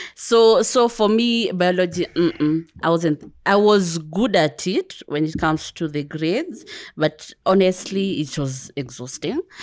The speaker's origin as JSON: {"language": "English", "region": "Kiambu County", "country": "Kenya", "also_born_or_lived": "Nairobi / Dar es Salaam, Tanzania / United Kingdom", "first_language": "Kikuyu", "second_language": "English", "moved": "as an adult", "said": "I'm from Kiambu"}